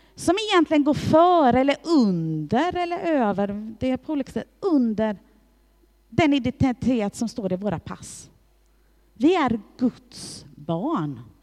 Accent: Hässleholm, Skåne, Sweden; jag är född i Hässleholm och att jag är svensk medborgare

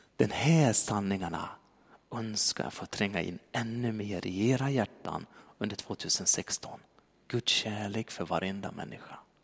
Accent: Dalarna County, Sweden; moved away; jag kom från Dalarna

